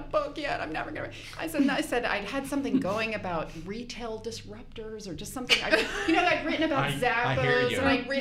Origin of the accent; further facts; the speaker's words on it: New York, United States; I grew up in New York